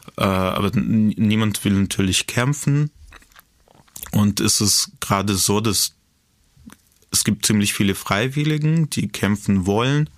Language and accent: German; Kyiv, Ukraine; moved away as an adult; now in Berlin, Germany; in Kiew äh, lebte noch meine Oma irgendwie in der Wohnung, wo ich aufgewachsen bin